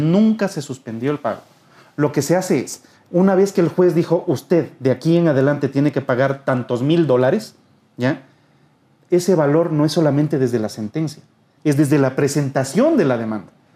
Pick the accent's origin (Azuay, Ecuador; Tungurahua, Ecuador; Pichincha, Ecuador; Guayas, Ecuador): Pichincha, Ecuador; Quito; somos quiteños